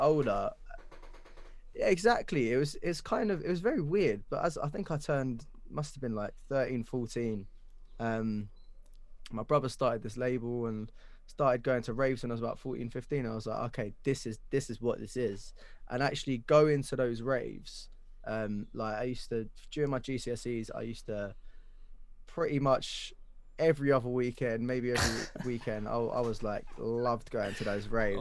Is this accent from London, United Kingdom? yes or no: yes; London, United Kingdom; Where I grew up in Wanstead